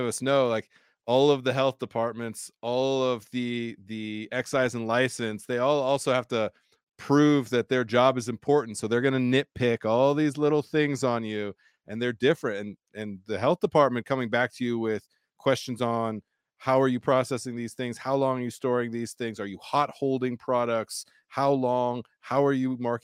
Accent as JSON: {"language": "English", "town": "San Diego", "region": "California", "country": "United States", "tie": "born or raised there", "moved": "yes", "lives_now": "Colorado, United States", "said": "growing up in San Diego"}